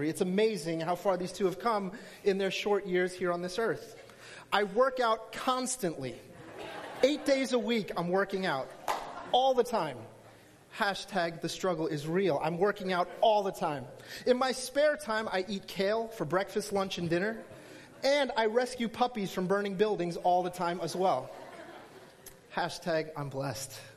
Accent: New Jersey, United States; I hail from New Jersey.

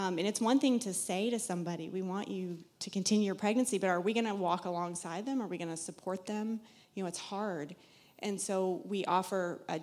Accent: South Carolina, United States; moved away as an adult; now in Massachusetts, United States; You'll hear an accent. I'm from South Carolina originally.

